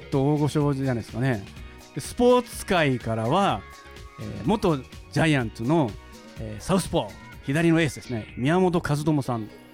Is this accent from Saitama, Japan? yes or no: no; Shimonoseki, Yamaguchi, Japan; 僕あの山口県の、えー、下関市もっと言うと彦島っていうねあのー、人口2万人ぐらいの、まあ、小さな島で、えー、生まれ育ったんですけど